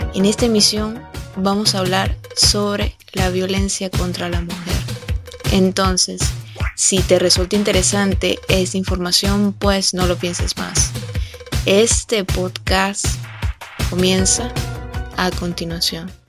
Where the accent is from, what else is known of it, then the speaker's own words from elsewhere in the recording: Venezuela; asistí a lo que sería su entierro en mi país, Venezuela.